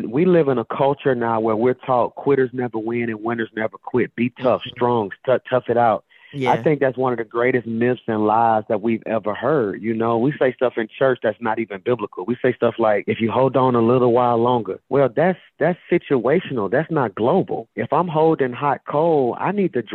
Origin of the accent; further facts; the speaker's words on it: Birmingham, Alabama, United States; I'm from Birmingham, Alabama